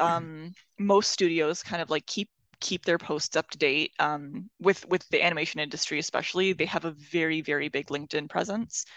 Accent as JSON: {"language": "English", "country": "Iran", "moved": "yes", "said": "I come from Iran"}